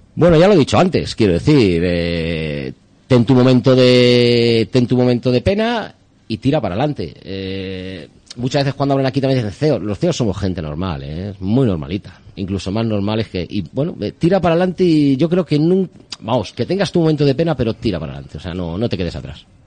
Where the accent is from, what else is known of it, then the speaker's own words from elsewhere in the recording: Spain; yo soy muy español